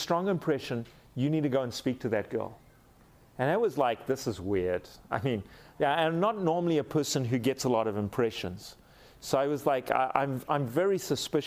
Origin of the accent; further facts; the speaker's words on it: South Africa; I'm a fine South African gentleman